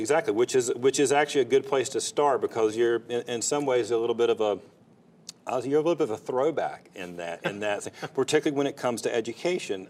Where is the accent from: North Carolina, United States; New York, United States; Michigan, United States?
North Carolina, United States; Fayetteville; I grew up in Fayetteville.